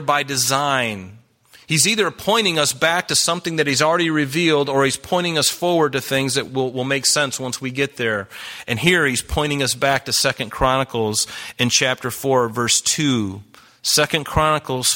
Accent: the South, United States; I grew up in the South

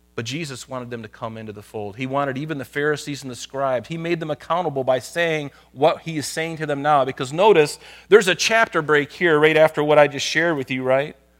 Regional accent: United States; I'm Christian living in America

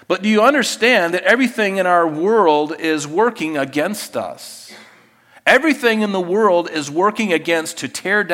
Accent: United States; I grew up in the United States of America

